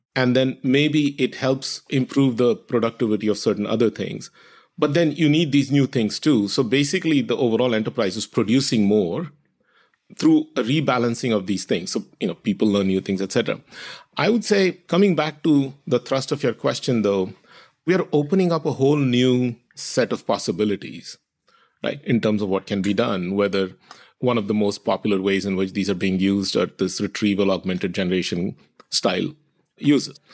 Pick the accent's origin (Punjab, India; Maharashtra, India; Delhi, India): Maharashtra, India; moved away; My family is ethnically Tamil. grew up in Maharashtra, where a lot of my immediate friends spoke Marathi.